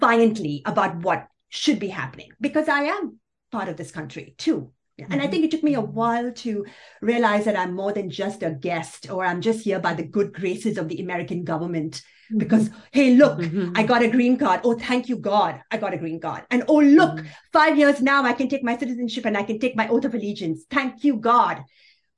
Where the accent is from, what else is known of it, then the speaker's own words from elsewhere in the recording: Kuwait; moved away as an adult; also born or lived in Pakistan; now in United States; I'm Pakistani, was born in Pakistan, grew up in Kuwait, came here right during the invasion